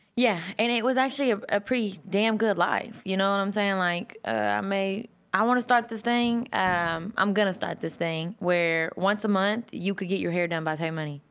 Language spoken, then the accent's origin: English; Texas, United States